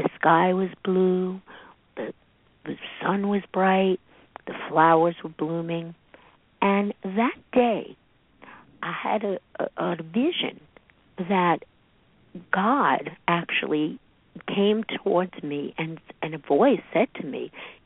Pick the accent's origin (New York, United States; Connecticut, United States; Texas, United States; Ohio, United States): New York, United States; New York City; I grew up in Brooklyn, New York